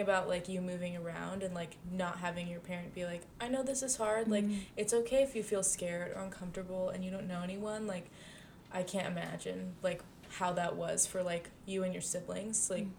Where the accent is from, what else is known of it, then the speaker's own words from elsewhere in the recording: Pacifica, California, United States; my hometown Pacifica